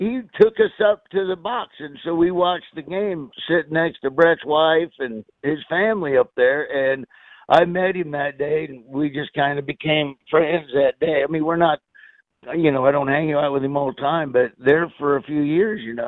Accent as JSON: {"language": "English", "region": "Florida", "country": "United States", "tie": "born or raised there", "said": "I moved to Florida, and then after they won that Super Bowl there in the 80s, well, you couldn't really wear Raider gear where I grew up in Florida"}